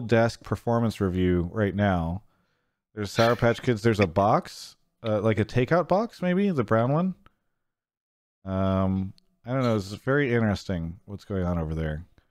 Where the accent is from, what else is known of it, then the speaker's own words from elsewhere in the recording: San Diego, California, United States; I'm from that area